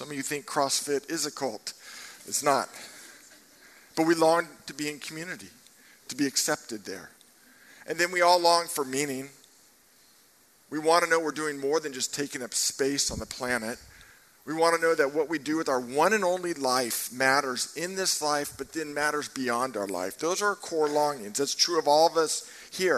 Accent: Marin County, California, United States; I grew up in Marin County

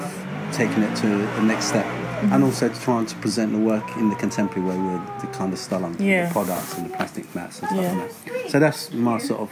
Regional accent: Larache, Tanger-Tetouan-Al Hoceima, Morocco; now in London, United Kingdom; Before moving to London, I was born in Larache, north of Morocco

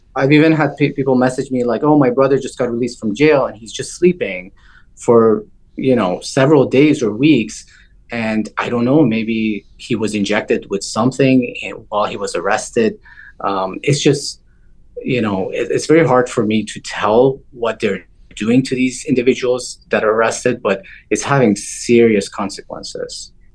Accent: Toronto, Ontario, Canada; also born or lived in Iran; I grew up outside of Iran. I moved when I was uh, 12 years of age. I grew up in Toronto, Canada.

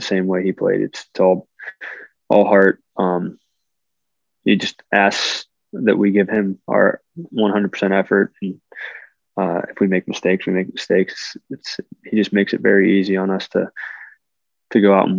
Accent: Pittsburgh, Pennsylvania, United States; now in Carolina, United States; growing up in Pittsburgh

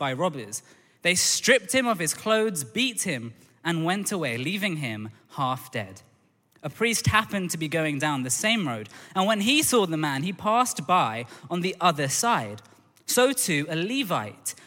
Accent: London, United Kingdom; I grew up in Tooting in Southwest London

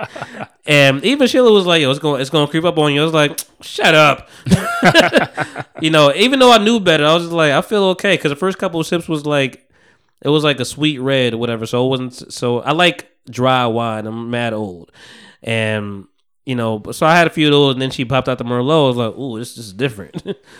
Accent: New Jersey, United States; I'm from Jersey.

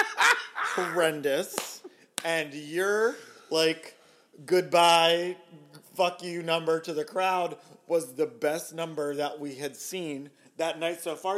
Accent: Baltimore, Maryland, United States; now in Philadelphia, United States; I grew up in Baltimore

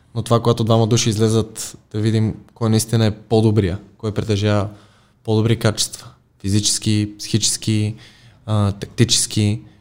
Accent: Plovdiv, Plovdiv Province, Bulgaria; now in Sofia, Bulgaria; аз съм и от Полдив

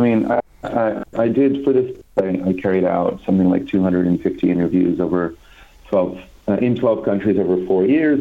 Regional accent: California, United States; I'm from California.

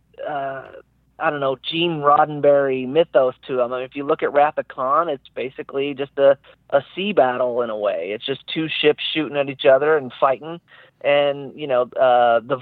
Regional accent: Terre Haute, Indiana, United States; moved away as an adult; also born or lived in California; my hometown in Indiana, in Terre Haute

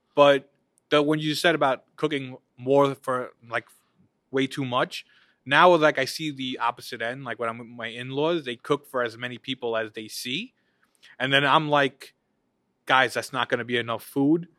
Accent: United States; we grew up here, live here

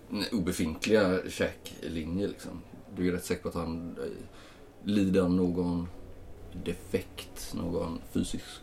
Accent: Småland, Sweden; also born or lived in Stockholm / Uppsala; Jag är från Sverige. Ja, jag är från eh, Sverige. Ja, Småland närmare bestämt, men

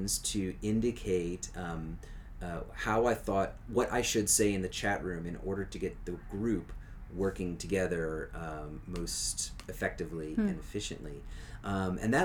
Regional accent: Louisiana, United States; growing up in Louisiana

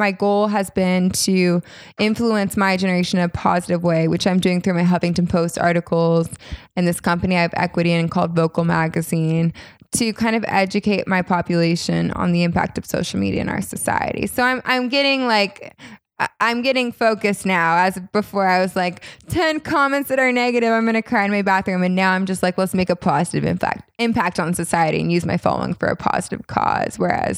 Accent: California, United States; accent: Valley girl; Like my Valley girl accent, which isn't as bad now because I lived in New York for a little bit

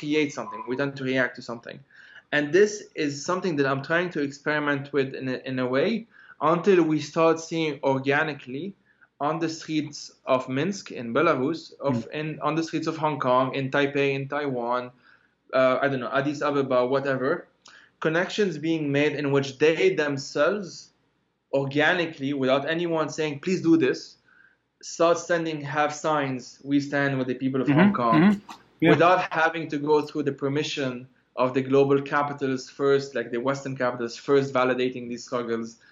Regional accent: Lebanon; moved away; we are protesters from Lebanon

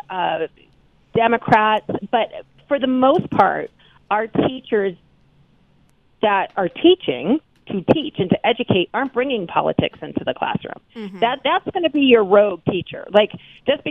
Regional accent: United States; as an American

